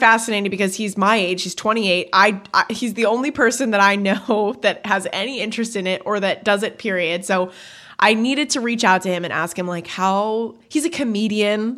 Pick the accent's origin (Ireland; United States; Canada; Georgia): Canada; I know I say bag weird, I'm Canadian